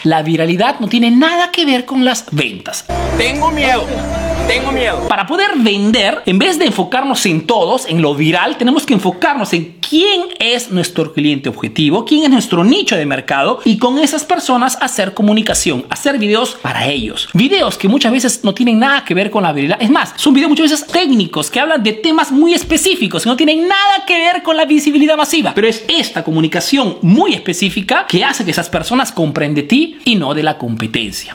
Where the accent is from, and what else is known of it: Peru; now in Italy